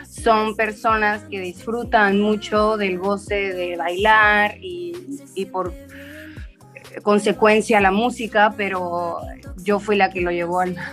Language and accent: Spanish; Chetumal, Quintana Roo, Mexico; soy chetumaleña, soy del sur de Quintana Roo